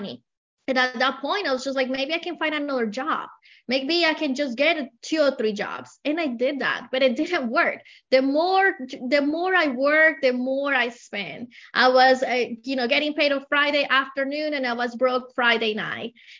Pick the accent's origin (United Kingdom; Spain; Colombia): Colombia; English is a second language; moved away as an adult; I have an accent. I came from Colombia about 20 years ago with a lot of dreams, but with only $100 in my pocket. I didn't speak the language.